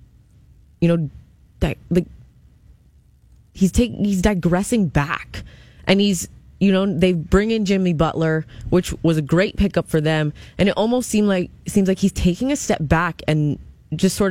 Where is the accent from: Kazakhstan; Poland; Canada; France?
Canada; Hamilton, Ontario; a freshman out of my hometown, Hamilton